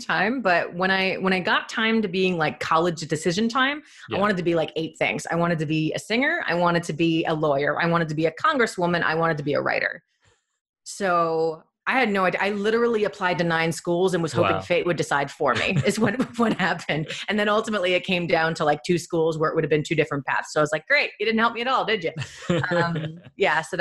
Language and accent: English; New Jersey, United States; my hometown was like this, like people come directly from India to our hometown. Like there's billboards that say, come to this town in New Jersey.